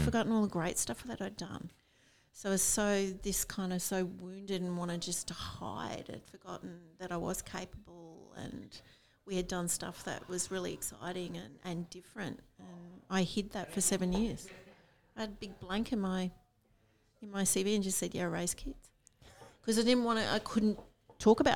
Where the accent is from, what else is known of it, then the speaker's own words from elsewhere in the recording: Rockhampton, Queensland, Australia; also born or lived in Sydney; i grew up in rockhampton